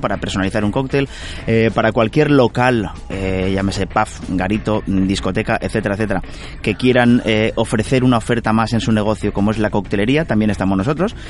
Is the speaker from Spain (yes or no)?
yes; Carcaixent, Valencian Community, Spain; yo nacido en Carcaixent y, valenciano